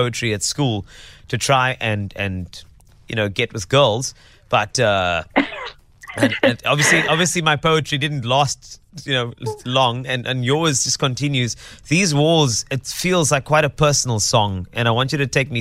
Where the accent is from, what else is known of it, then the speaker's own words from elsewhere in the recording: South Africa; as a South African